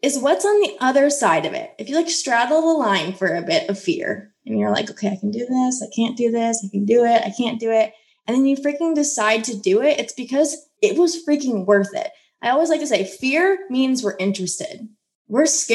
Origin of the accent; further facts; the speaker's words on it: Midwest, United States; I grew up in the Midwest